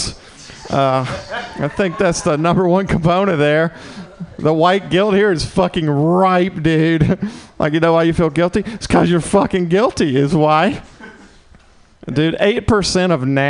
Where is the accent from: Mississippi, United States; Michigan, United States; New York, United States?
Mississippi, United States; moved away as an adult; now in San Francisco, United States; I'm from Mississippi